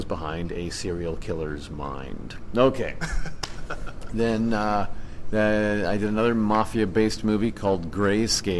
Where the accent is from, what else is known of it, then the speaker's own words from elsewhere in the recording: Indiana, United States; moved away; my home state of Indiana